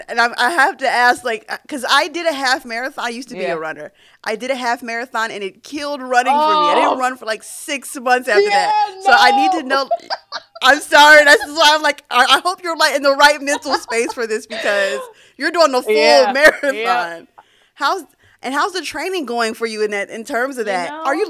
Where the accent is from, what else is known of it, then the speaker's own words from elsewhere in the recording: Philadelphia, Pennsylvania, United States; because I'm from Philadelphia, so the half marathon was in Philly.